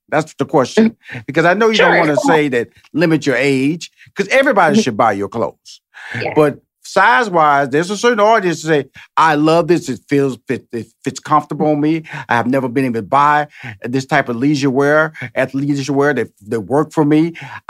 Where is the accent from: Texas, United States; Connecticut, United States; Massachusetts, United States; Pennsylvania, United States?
Texas, United States; Houston; Okay, that's my hometown. That's Houston, Texas.